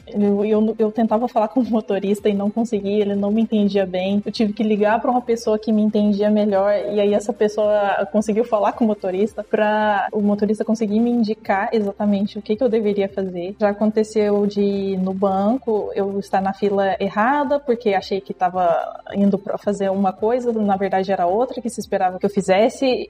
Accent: Brazil; moved away as an adult; now in Ecuador; eu sou do Brasil

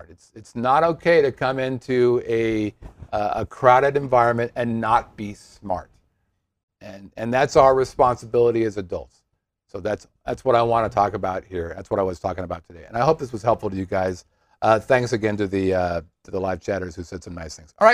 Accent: Poughkeepsie, New York, United States; from Poughkeepsie.

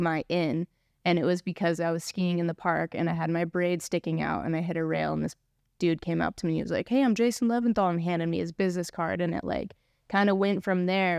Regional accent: California, United States; Travis and I grew up together here in Lake Tahoe, skiing at Palisades

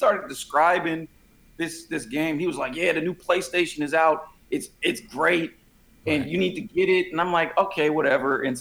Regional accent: San Francisco, California, United States; I'm born and raised in San Francisco

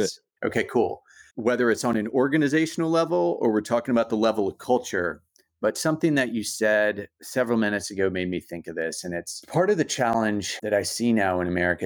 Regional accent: United States; moved away; I'm making sense of myself also as an American

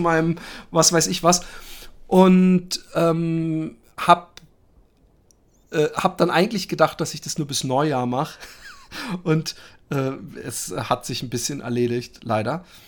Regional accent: Netherlands; Als als als äh, Holländer und Flachläufer

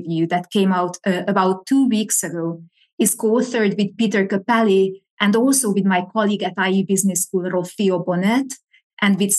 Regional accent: Hungary; moved away as an adult; also born or lived in Pennsylvania, United States; now in Madrid, Spain; I was born and raised in Hungary, which is in Central Eastern Europe.

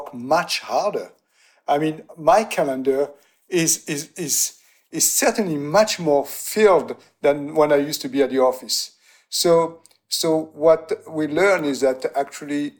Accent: Aix-en-Provence, Provence-Alpes-Côte d'Azur, France; moved away; also born or lived in New York; we bought a house in my hometown in Aix-en-Provence

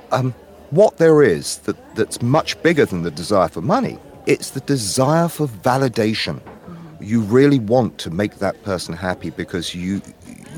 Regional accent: United Kingdom; now in United States; I'm a Brit working in the American market

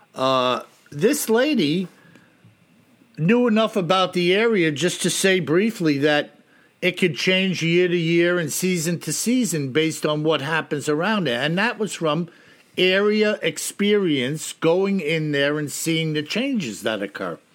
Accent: New York, United States; I'm from New York

